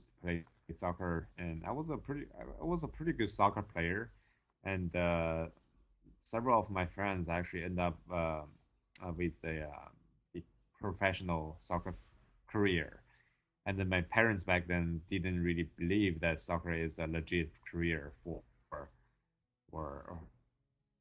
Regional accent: China; English is a second language; moved away as an adult; also born or lived in Oxford, Ohio, United States / Los Angeles, United States; my hometown is not a big city in China, but it actually has 6 million people

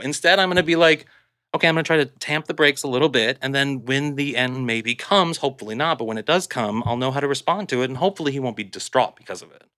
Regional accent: Kirkwood, Missouri, United States; moved away; I'm from Missouri, and I'm from this sort of, like, Kirkwood, which is like a suburb of Saint Louis

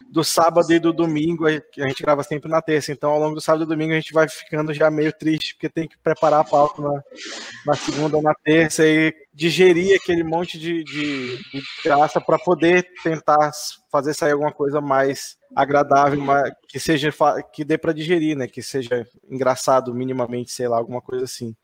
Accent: Manaus, Amazonas, Brazil; eu sou aqui de Manaus

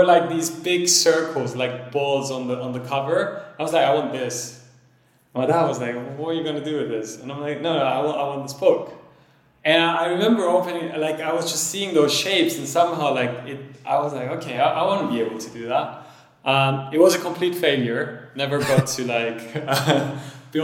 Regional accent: Cyprus; also born or lived in France; I was born in France, but then grew up in Cyprus

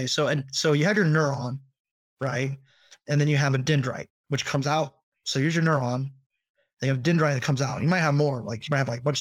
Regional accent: Northern California, United States; I'm from Northern California

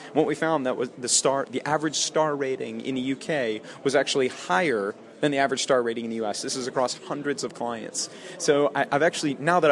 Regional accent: United States; moved away as an adult; also born or lived in Austin, Texas; now in London, United Kingdom; as an American moving to Europe

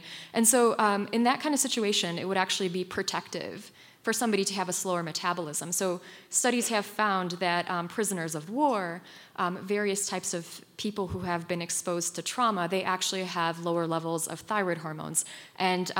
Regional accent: Poland; moved away; I grew up in Poland, and I lived on the Ukrainian border growing up

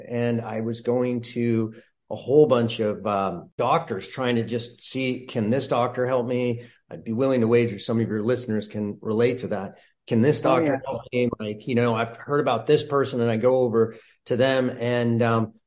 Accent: Santa Barbara, California, United States; also born or lived in Colorado; born and raised in Santa Barbara

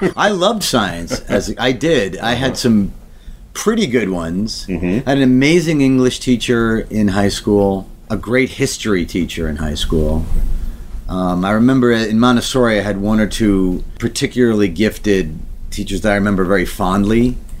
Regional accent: New York City, New York, United States; I grew up in Queens, so you can't avoid the streets.

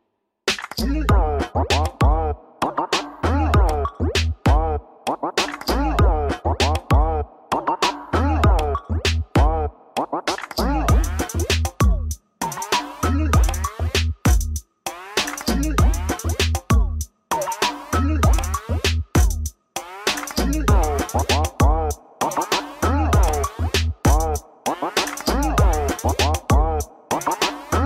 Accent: Atlanta, Georgia, United States; moved away; showing homage to my hometown

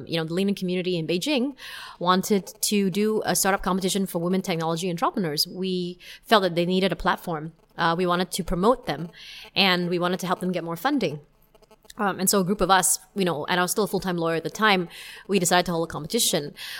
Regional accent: Singapore; if you hear me speaking with my Singaporean friends, then you will definitely know that I am Singaporean.

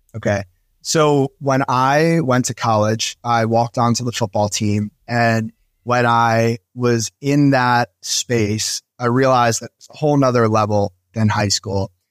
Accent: New Jersey, United States; moved away as an adult; also born or lived in Philadelphia; I moved to Philadelphia from where I grew up in New Jersey.

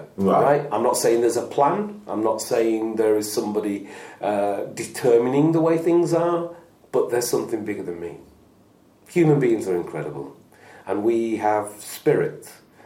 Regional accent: Lancashire, North West England, United Kingdom; also born or lived in Manchester; It is where I'm from

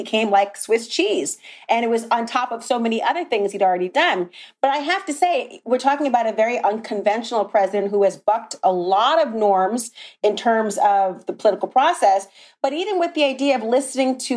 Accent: Minnesota, United States; Duluth, Minnesota, my home state

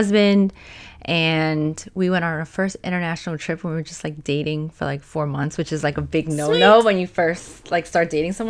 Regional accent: New York, United States; moved away as an adult; also born or lived in Pennsylvania / Australia; I'm from New York, but I lived in Pennsylvania at the time for many years.

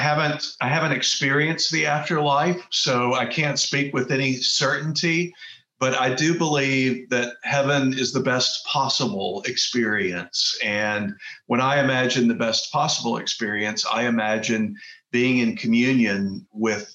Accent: Texas, United States; moved away as an adult; also born or lived in Kauai, Hawaii; I grew up in Texas

